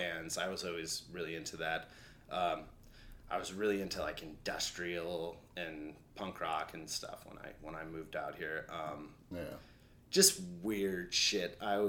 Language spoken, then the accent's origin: English; Colorado, United States; When I grew up in Colorado.